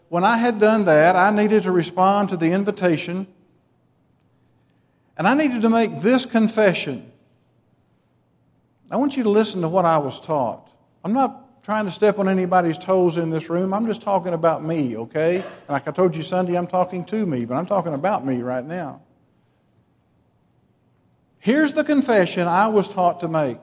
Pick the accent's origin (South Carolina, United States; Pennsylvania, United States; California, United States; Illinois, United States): Illinois, United States; Metropolis; When I grew up in Metropolis, Illinois